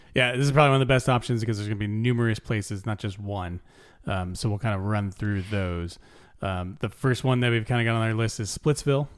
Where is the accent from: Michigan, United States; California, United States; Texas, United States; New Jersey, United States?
California, United States; I'm from California